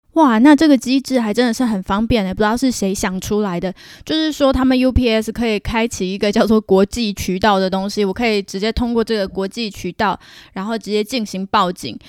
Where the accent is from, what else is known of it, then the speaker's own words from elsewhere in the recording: Taiwan; moved away as an adult; now in Canada; 我是台湾人啊